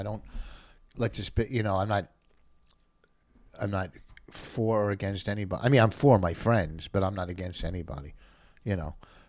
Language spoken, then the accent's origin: English; Plainfield, New Jersey, United States; also born or lived in New York; I grew up in Plainfield in a black neighborhood